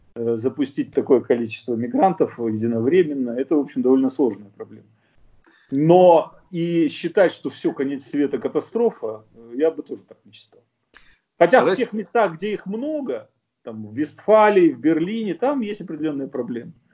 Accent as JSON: {"language": "Russian", "country": "Russia", "moved": "yes", "lives_now": "Germany", "said": "я, русский немец"}